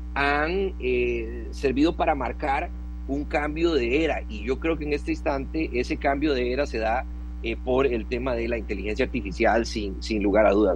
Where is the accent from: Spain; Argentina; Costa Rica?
Costa Rica; como costarricense